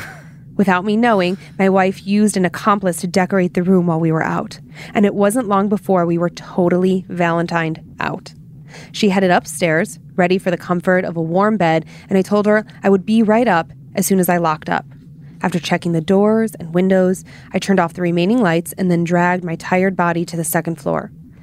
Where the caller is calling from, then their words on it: Denver, Colorado, United States; Okay. Hello, Dan and Lindsay and the rest of the staff at Scared to Death. … I'm from Denver, Colorado.